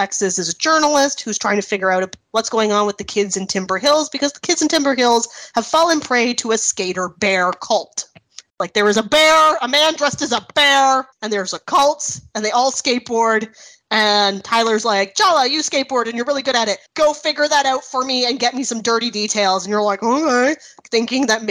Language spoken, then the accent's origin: English; Canada; accent: Canadian; my Canadian accent